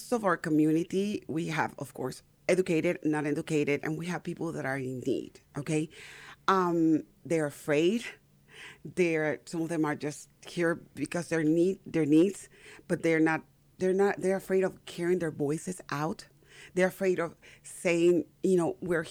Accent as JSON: {"language": "English", "country": "Panama", "tie": "born or raised there", "moved": "yes", "lives_now": "Texas, United States", "said": "I'm from Panama originally. Born and raised in Panama. I've been in the United States for the last 37 years"}